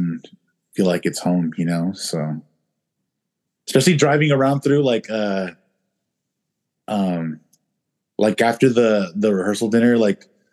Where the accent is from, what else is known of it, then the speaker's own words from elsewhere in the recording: California, United States; also born or lived in Paso Robles, California / San Luis Obispo, California; I live here right now. I grew up down here. I know the area. I have family